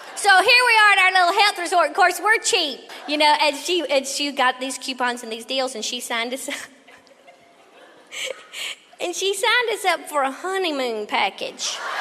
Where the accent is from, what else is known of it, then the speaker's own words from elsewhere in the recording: Tennessee, United States; I'm from Tennessee